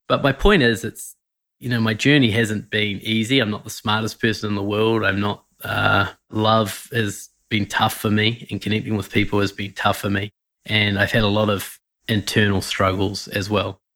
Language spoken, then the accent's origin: English; New Zealand; I Grew up in New Zealand, as you can tell by my weird accent